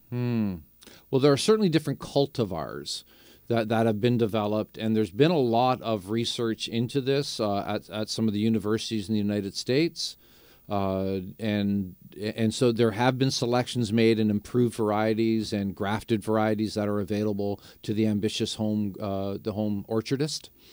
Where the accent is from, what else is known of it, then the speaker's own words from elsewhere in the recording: St. Catharines, Ontario, Canada; I grew up in Saint Catharines.